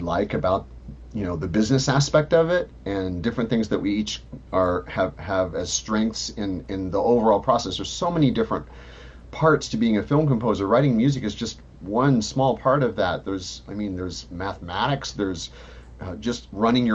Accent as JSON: {"language": "English", "region": "Missouri", "country": "United States", "tie": "born or raised there", "said": "I was part of performing ensembles as a pianist in my hometown in Missouri"}